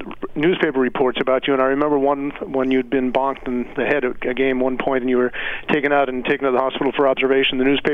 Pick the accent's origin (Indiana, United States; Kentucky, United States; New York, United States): New York, United States; North Shore of Long Island; now in Exeter, United States; I grew up on the North Shore of Long Island as a putative catcher as a kid